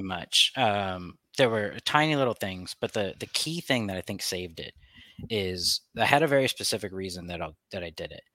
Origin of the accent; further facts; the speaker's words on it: United States; we're American